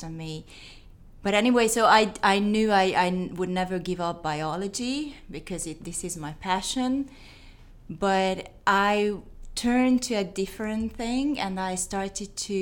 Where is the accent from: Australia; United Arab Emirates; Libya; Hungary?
Hungary; English is a second language; moved away as an adult; also born or lived in Netherlands; now in Tennessee, United States; I am not from Tennessee, as it came from my accent. We moved to Tennessee in 2017, but I was born and raised in Hungary, in Eastern Europe